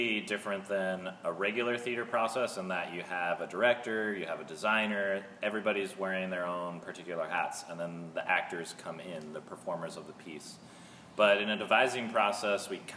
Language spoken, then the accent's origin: English; Seattle, Washington, United States; moved away as an adult; now in Melbourne, United States; I'm also originally from Seattle, and I moved here with Corrine a couple years ago